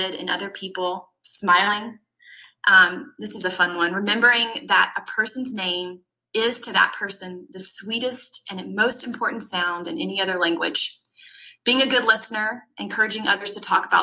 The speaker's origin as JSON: {"language": "English", "region": "Georgia", "country": "United States", "tie": "born or raised there", "said": "I grew up in small town Georgia."}